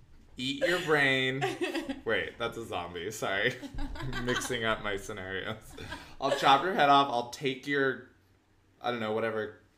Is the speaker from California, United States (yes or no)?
yes; Los Angeles, California, United States; Like, I grew up in LA in the 90s.